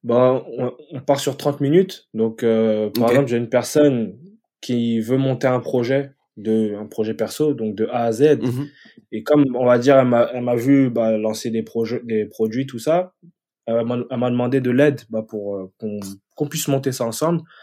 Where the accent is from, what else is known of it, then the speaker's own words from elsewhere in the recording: France; moved away as an adult; now in Stockholm, Sweden; je suis Français